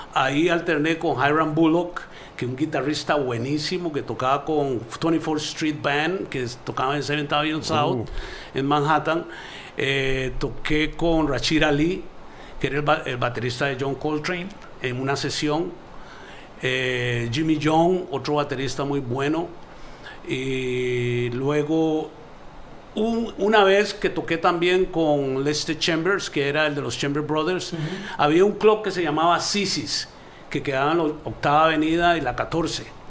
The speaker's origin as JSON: {"language": "Spanish", "country": "Costa Rica", "tie": "born or raised there", "also_born_or_lived": "New York", "moved": "yes", "said": "mi carrera empieza humildemente un en mi país de natal, Costa Rica"}